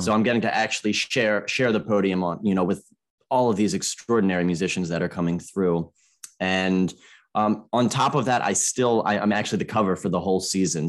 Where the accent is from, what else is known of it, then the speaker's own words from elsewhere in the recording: Maryland, United States; growing up in America